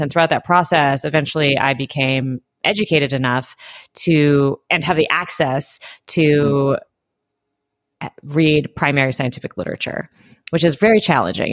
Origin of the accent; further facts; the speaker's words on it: Southern California, United States; I grew up in Southern California in the eighties and nineties